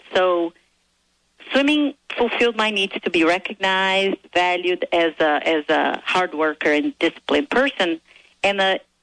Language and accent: English; Brazil; moved away as an adult; also born or lived in Arizona, United States; now in United States; I am originally from Brazil, and I came to this country to pursue my dream of becoming a better